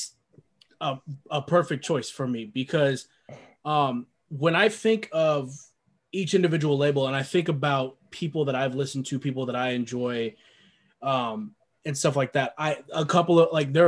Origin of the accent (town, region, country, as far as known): West Coast, United States